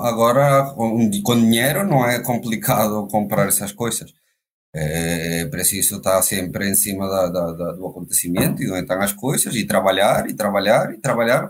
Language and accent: Portuguese; Valencia, Carabobo, Venezuela; moved away as an adult; now in Portugal; foi a terra onde nasci, é a terra onde me criei